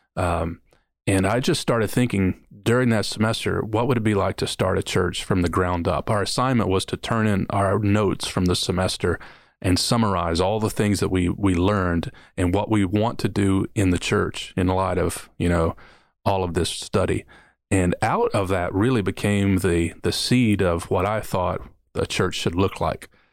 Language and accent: English; Kentucky, United States; moved away as an adult; also born or lived in Detroit, Michigan / New Orleans, Louisiana / Mississippi; I was born in Detroit, Michigan, grew up in Kentucky